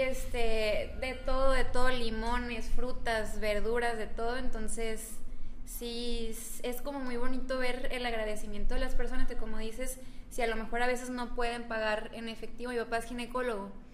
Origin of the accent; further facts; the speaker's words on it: Cuauhtémoc, Mexico; yo soy de Cuauhtémoc. Mi papá es como el médico del pueblo, siempre fue el médico del pueblo. Entonces yo desde chiquita veía el desfiladero de gente